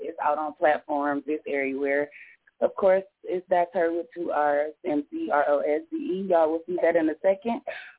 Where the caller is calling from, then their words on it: Detroit, Michigan, United States; Of course, Detroit, Michigan.